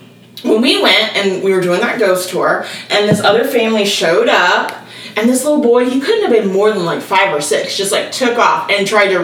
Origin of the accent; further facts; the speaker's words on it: Tanzania; Because I was from Tanzania.